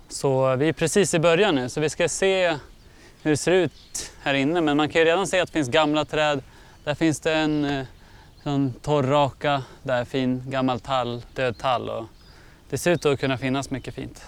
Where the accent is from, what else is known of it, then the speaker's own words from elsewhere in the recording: Uppsala, Uppsala County, Sweden; jag är från Uppsala